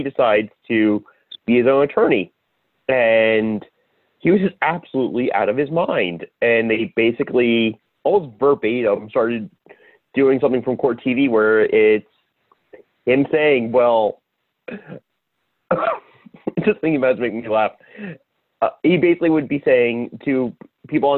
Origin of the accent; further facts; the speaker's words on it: Long Island, New York, United States; I grew up on Long Island